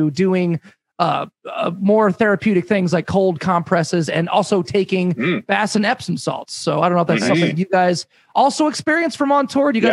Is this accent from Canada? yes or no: yes; Canada; as a Canadian